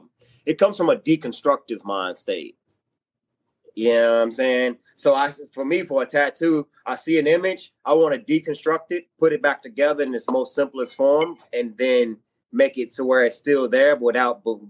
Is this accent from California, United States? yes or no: no; Martinsville, Virginia, United States; moved away; Hometown, I am from Martinsville, Virginia. It is a small town in Virginia, Southwest Virginia.